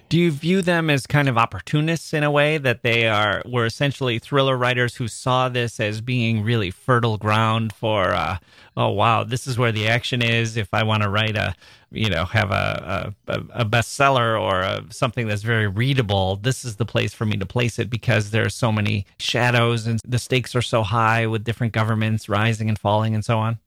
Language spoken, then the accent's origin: English; United States; as an American adult